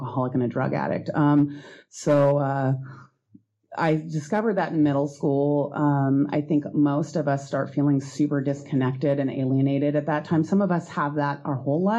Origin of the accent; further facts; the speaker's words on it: Seattle, Washington, United States; I grew up in Greenwood